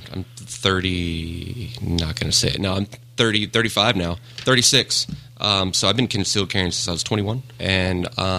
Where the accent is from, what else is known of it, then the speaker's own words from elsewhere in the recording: Smyrna, Georgia, United States; I grew up right in Smyrna, Georgia, and went to high school in Smyrna, Georgia, went to college right north of Smyrna, Georgia.